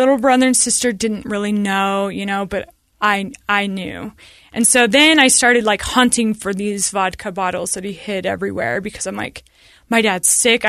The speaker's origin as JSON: {"language": "English", "town": "Sandy", "region": "Utah", "country": "United States", "tie": "born or raised there", "said": "I mean, I grew up in Sandy, and we had a stay-at-home mom, and it was great."}